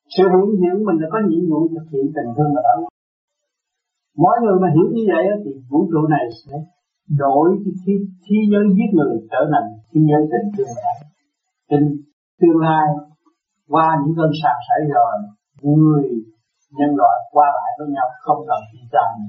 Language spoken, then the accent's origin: Vietnamese; Vietnam; mình người Việt Nam